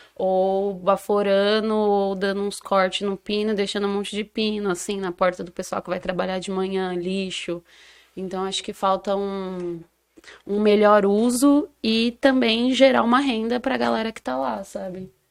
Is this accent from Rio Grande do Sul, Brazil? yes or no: no; São Paulo, Brazil; also born or lived in Campinas; A minha quebrada é o Elipa, pros íntimos, Heliópolis, Zona Sul de São Paulo